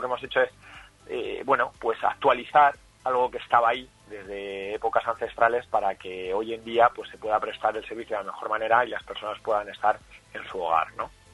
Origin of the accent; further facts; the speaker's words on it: Madrid, Community of Madrid, Spain; also born or lived in Salamanca; Yo nací en Salamanca